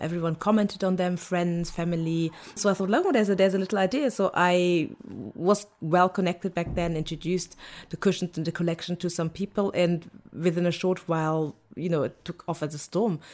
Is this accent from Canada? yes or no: no; Germany; now in London, United Kingdom; I was born in Germany by Nigerian parents, but I was raised by German parents